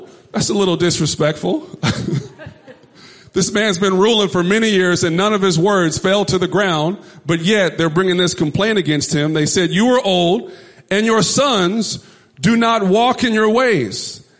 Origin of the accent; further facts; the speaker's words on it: Texas, United States; moved away; I'm actually from Texas, so I mean, 100 degrees is normal for me.